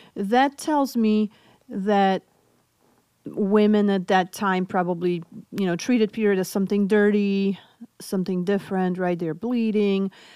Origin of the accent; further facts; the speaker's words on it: Poland; English is a second language; moved away; I'm originally from Poland, so hence my accent